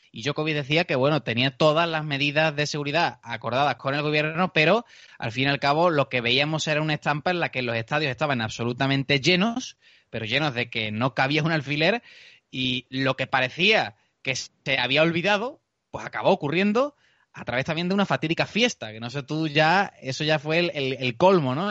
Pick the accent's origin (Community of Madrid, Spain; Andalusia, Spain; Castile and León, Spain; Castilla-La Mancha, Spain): Andalusia, Spain; Seville; accent: southern; por mi acento, por mi forma de hablar, puedes imaginarte ya de qué ciudad del sur te estoy ah, hablando